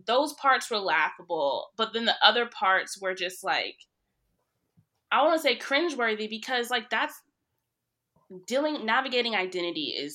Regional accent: Fort Worth, Texas, United States; I grew up in Fort Worth, Texas

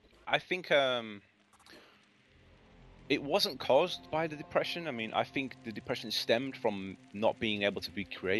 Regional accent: England, United Kingdom; moved away; Really, when I moved here from England

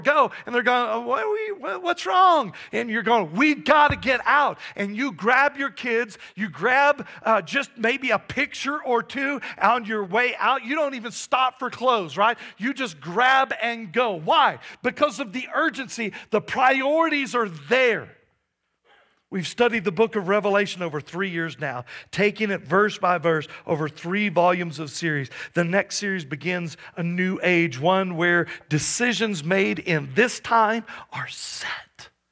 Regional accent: Texas, United States; now in Johnstown, United States; I grew up in Texas, and we go back every once in a while to visit family.

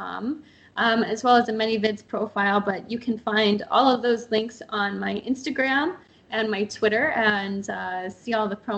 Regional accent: just north of Pittsburgh, Northwest Pennsylvania, United States; moved away as an adult; also born or lived in Port St. Lucie, Florida / Atlanta, Georgia / Los Angeles, California; now in California, United States; I grew up in Northwest Pennsylvania, just north of Pittsburgh, Pennsylvania

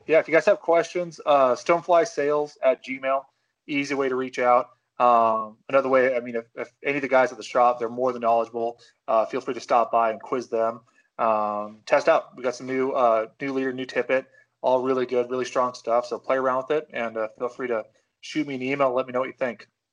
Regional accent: Pacific Northwest, United States; growing up in the Pacific Northwest

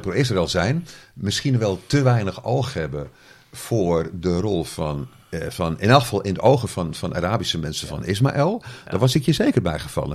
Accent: Zeeland, Netherlands; accent: Zeeuws; mijn Zeeuwse dialect

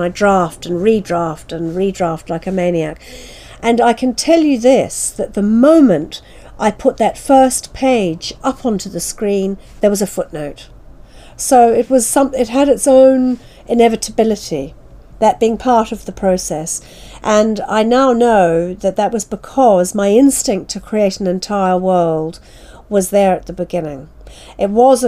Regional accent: New Zealand; moved away; I was born and brought up in New Zealand. My father's family are from that part of the world

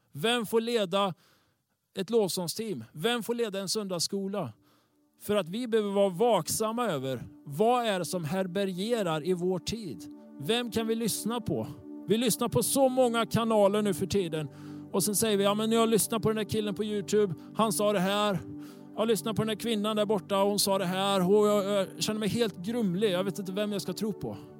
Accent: Tibro, Västra Götaland, Sweden; Tibro där jag kommer ifrån

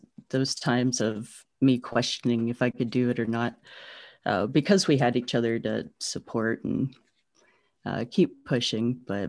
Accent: Tennessee, United States; so I grew up in Eastern Tennessee and spent a lot of time outdoors there with family

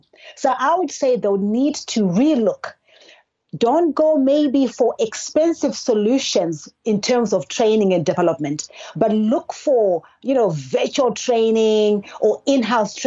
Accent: Zimbabwe; now in Georgia, United States; I was actually born and raised in Zimbabwe, a country in the southern part of Africa

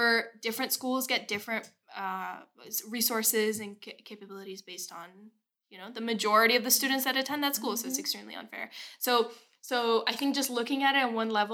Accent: Massachusetts, United States; I grew up in Massachusetts

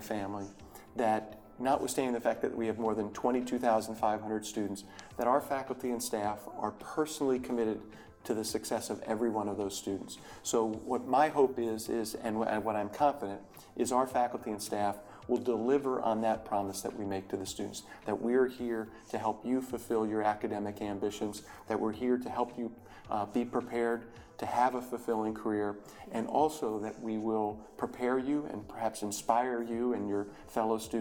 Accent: Charlottesville, Virginia, United States; moved away as an adult; also born or lived in Morristown, New Jersey; I was born and raised in Charlottesville

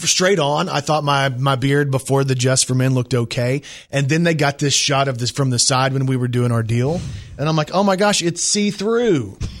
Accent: Texas, United States; moved away; I'm from Texas

